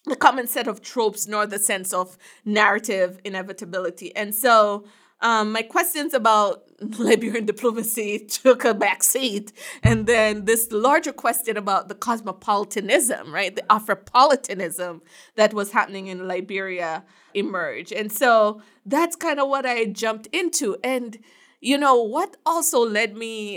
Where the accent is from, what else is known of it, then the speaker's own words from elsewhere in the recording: Jamaica; now in United States; I'm from Jamaica